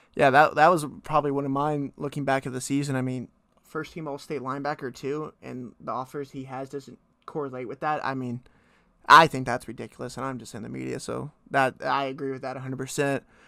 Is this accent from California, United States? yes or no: no; Fort Worth, Texas, United States; I grew up in Fort Worth